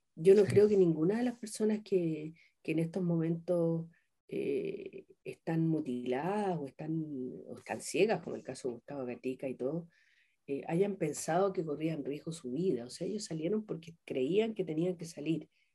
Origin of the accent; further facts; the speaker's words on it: southern Chile, Chile; moved away as an adult; also born or lived in Peru / Colombia; yo vengo de Chile, del sur de Chile, vengo representando a la mujer chilena